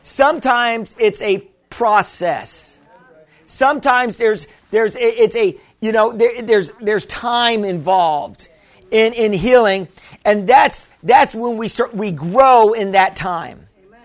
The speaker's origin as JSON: {"language": "English", "region": "Missouri", "country": "United States", "said": "Well, I'm from Missouri. You got to show me, you know."}